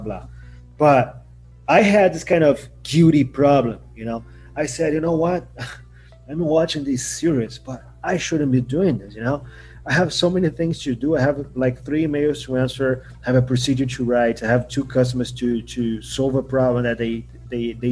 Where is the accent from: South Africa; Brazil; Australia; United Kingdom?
Brazil; Rio de Janeiro; I'm from Rio de Janeiro